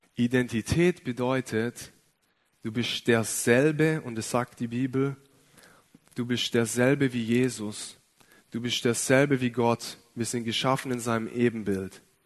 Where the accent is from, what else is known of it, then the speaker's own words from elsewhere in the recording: Ostfildern, Baden-Württemberg, Germany; Ich komme aus Ostfildern, bin ein echter Schwabe, bin in einem christlichen Elternhaus aufgewachsen